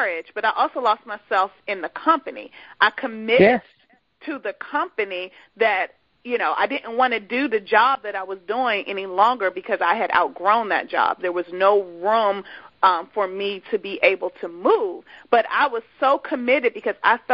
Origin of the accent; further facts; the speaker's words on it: Washington, District of Columbia, United States; moved away as an adult; also born or lived in Dallas-Fort Worth area; I'm from the Washington, D.C. area, and I was going to the Dallas-Fort Worth area